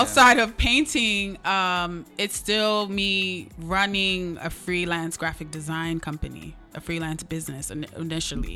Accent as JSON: {"language": "English", "country": "United States", "tie": "born or raised there", "said": "for us being Nigerian American and first gen"}